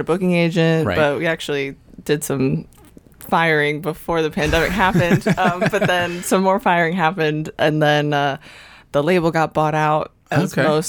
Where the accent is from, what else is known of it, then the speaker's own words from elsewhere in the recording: St. Louis, Missouri, United States; also born or lived in Boston; now in Nashville, United States; We both went to school in Boston. Ian's from a little outside of it, but I'm actually from St. Louis, Missouri. So I have no New England in me at all.